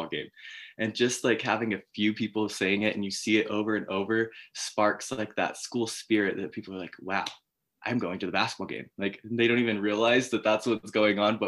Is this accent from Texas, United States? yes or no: no; Layton, Utah, United States; I am from Northern Utah, Layton area